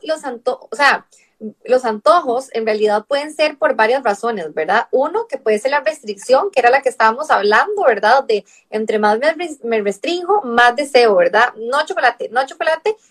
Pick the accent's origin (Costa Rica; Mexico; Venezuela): Costa Rica; moved away as an adult; now in Barcelona, Spain; Claro, de Costa Rica, soy de Costa Rica. Sí, claro, el acento es como diferente.